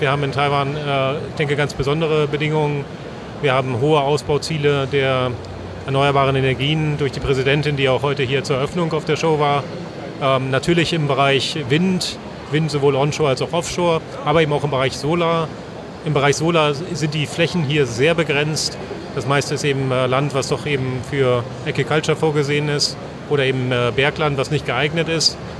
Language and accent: German; Northern Germany, Germany; als Norddeutscher